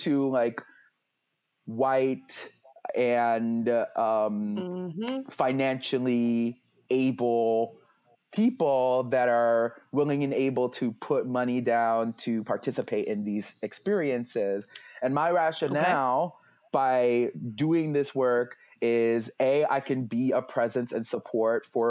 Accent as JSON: {"language": "English", "region": "New York", "country": "United States", "also_born_or_lived": "Miami", "moved": "yes", "lives_now": "Greater Philadelphia, United States", "said": "I'm originally from New York, so I call myself New Yorican too"}